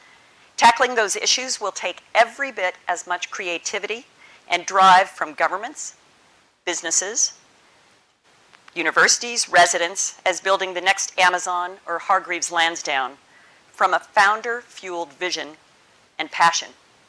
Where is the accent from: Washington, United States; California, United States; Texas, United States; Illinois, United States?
Washington, United States; Seattle; also born or lived in Bristol; my hometown, as Stephen referenced, Seattle, which is in the Pacific Northwest of America.